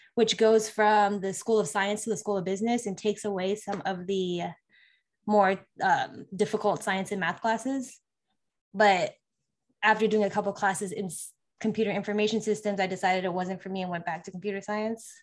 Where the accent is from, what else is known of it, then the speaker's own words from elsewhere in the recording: California, United States; moved away as an adult; also born or lived in Las Vegas, Nevada; I'm originally from California, um, lived there most of my life before the military